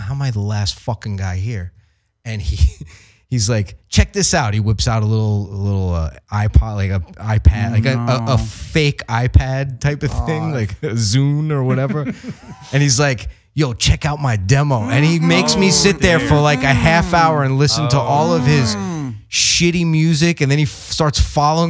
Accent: New York, United States; I'm from New York

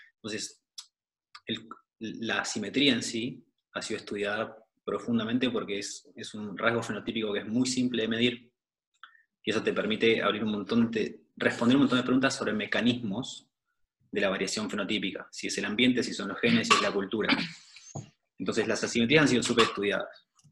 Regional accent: Neuquén, Argentina; moved away as an adult; also born or lived in Buenos Aires, Argentina / Germany; now in Austria; yo soy de Neuquén, me fui para Buenos Aires a estudiar biología, eh, después del secundario.

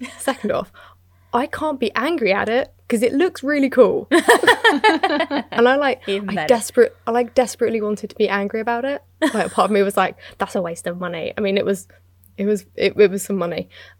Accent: United Kingdom; I'm British.

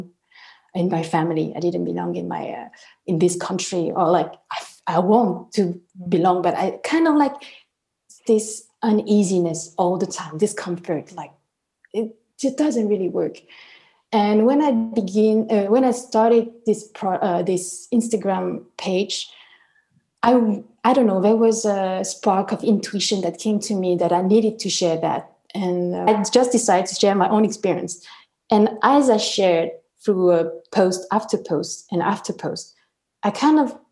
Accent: France; I'm French. I was born here and I studied here.

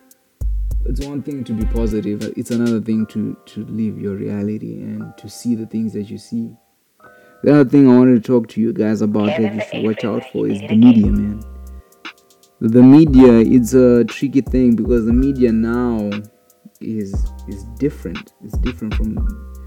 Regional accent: Zimbabwe; growing up in Zimbabwe

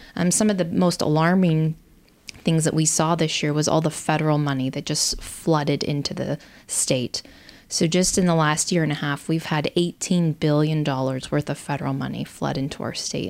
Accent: Riggins, Idaho, United States; I grew up in Idaho, graduated high school from Salmon River High School up in Riggins

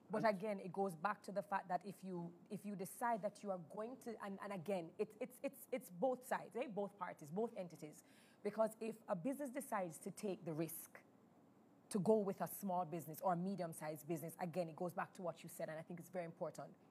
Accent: Jamaica; being a Jamaican makes us special

